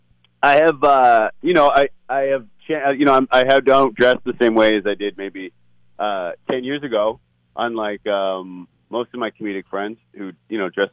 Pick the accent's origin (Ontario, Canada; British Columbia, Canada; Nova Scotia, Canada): British Columbia, Canada; Vancouver; now in New York City, United States; Vancouver, my hometown